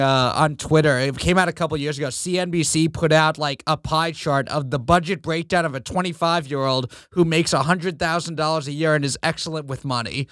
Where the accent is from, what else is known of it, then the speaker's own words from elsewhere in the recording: New York City, New York, United States; I grew up in Queens